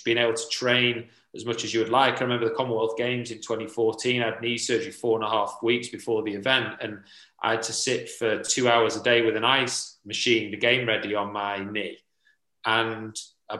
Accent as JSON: {"language": "English", "town": "Sheffield", "region": "Yorkshire and the Humber", "country": "United Kingdom", "tie": "born or raised there", "said": "in Sheffield, in my hometown"}